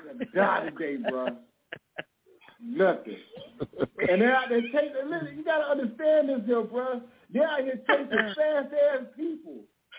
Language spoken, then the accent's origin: English; Arizona, United States; We're both from Arizona.